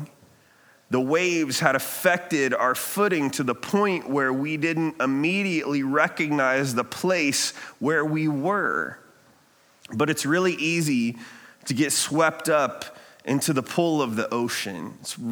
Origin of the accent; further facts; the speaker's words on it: Ohio, United States; now in Redlands, United States; I'm from Ohio